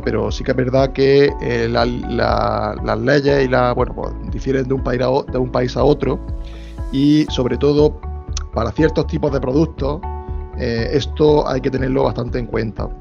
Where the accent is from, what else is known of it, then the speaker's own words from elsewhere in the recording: Spain; yo como soy de España